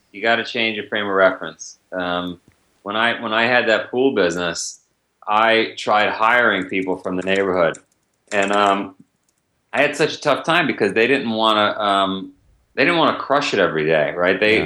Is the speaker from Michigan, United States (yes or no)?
no; New York City, New York, United States; I grew up in Howard Beach